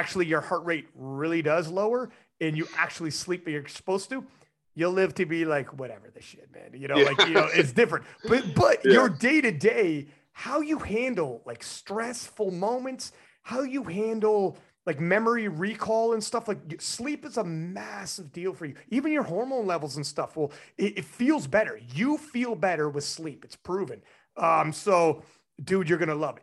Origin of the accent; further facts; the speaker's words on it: Canada; I'm Canadian